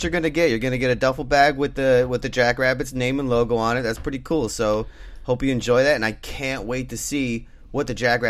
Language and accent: English; East Coast, United States; That's what we grew up on the East Coast, you know?